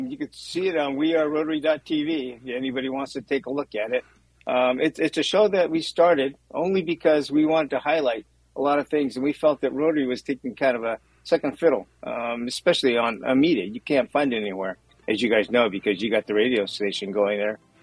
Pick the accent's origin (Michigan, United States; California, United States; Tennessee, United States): California, United States; Santa Barbara; born and raised in Santa Barbara, a third generation Japanese American